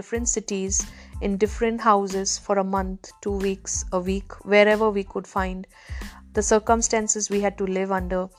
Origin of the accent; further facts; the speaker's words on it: Chennai, Tamil Nadu, India; moved away as an adult; also born or lived in Taiwan; I was born in a beautiful city called Chennai, which is in South India.